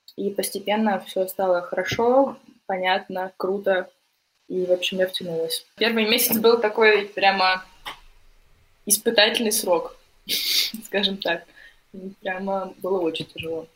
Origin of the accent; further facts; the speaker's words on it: Novosibirsk, Novosibirsk Oblast, Russia; moved away as an adult; also born or lived in France / Greece / Austria; Я вообще не из Новосибирска, а из городка Это город в городе